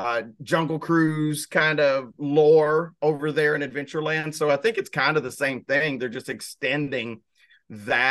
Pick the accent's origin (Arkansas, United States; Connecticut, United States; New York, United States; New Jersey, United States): Arkansas, United States; I'm from Arkansas